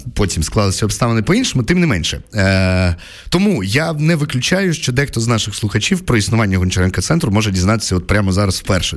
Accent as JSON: {"language": "Ukrainian", "region": "Poltava Oblast", "country": "Ukraine", "first_language": "Russian", "second_language": "Ukrainian", "said": "я з Полтавщини е, розмовляв російською, закінчував російську школу"}